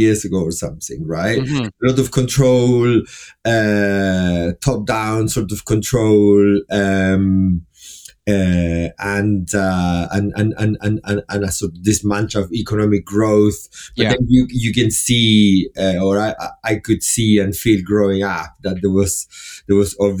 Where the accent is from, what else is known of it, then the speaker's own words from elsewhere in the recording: Chile; I was born in Chile.